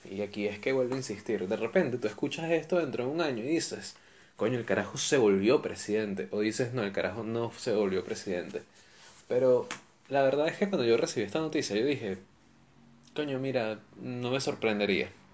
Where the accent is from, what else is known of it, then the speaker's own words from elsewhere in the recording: Valencia, Carabobo, Venezuela; moved away; also born or lived in Caracas; Yo, yo soy de Caracas. Lo que pasa es que me llevaron a Valencia cuando, cuando yo era niño